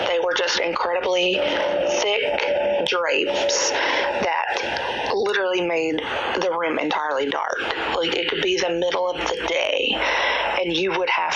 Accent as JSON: {"language": "English", "region": "Georgia", "country": "United States", "said": "I'm from Georgia."}